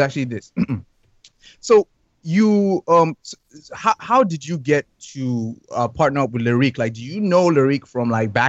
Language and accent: English; Ibadan, Oyo, Nigeria; I'm from Ibadan